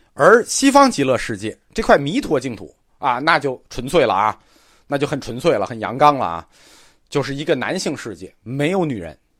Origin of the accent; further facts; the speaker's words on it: China; 我们中国人